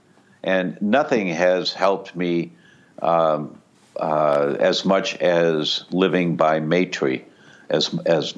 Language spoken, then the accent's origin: English; Detroit, Michigan, United States; I grew up in Detroit